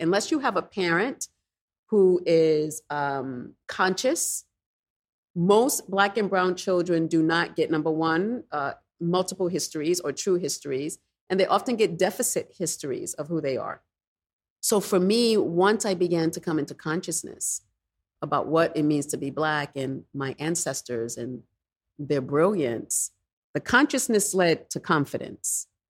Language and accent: English; New York City, New York, United States; Growing up in the Bronx